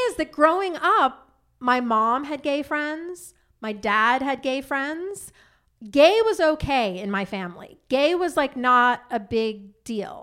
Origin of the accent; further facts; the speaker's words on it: Long Island, New York, United States; I grew up on Long Island